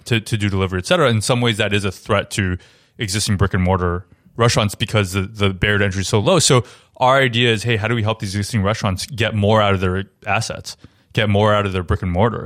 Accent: Taiwan; now in New York, United States; I grew up in Taiwan, also, and really great food and restaurant culture there

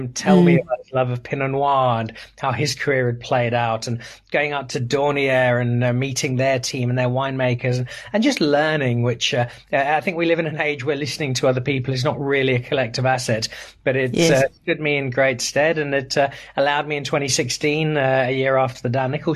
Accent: Zimbabwe; moved away as an adult; also born or lived in Belfast, Northern Ireland / Cape Town, South Africa; now in South Africa; I was born in Belfast. I grew up in Zimbabwe.

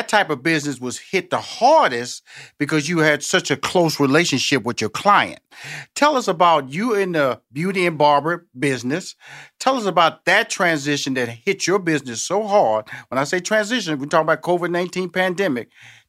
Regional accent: Houston, Texas, United States; I'm from Houston, Texas, so.

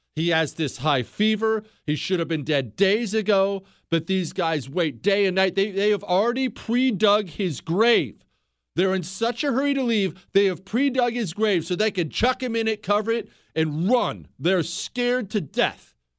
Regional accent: Bozeman, Montana, United States; moved away as an adult; I grew up in Bozeman, Montana. We moved to Bozeman when I was ten years old. I graduated high school from there.

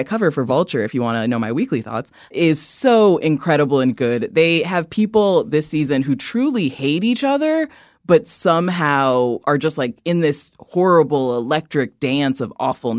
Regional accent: Midwest, United States; I'm from the Midwest

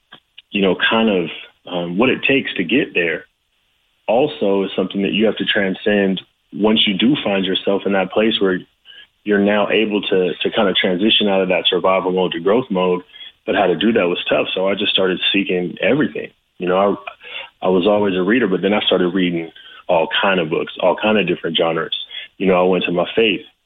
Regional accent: the Valley, California, United States; as a young kid, you know, growing up in the Valley in California

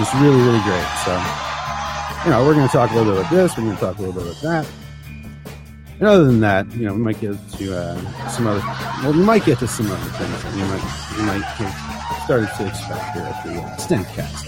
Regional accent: Canada; moved away; as a Canadian

